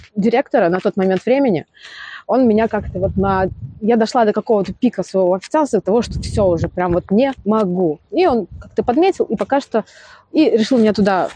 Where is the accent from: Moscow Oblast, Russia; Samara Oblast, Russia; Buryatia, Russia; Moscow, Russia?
Samara Oblast, Russia; Beryoza; я сама из Березы, как бы оттуда начинала.